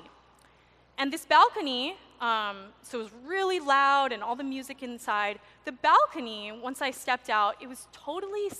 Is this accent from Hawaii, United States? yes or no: yes; Maui, Hawaii, United States; I was born and raised on Maui